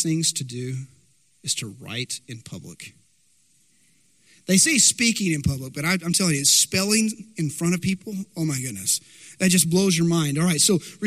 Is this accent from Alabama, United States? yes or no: no; Dumas, Texas, United States; I remember growing up in Dumas. Now, Dumas, Texas, it's north of Amarillo, Texas Panhandle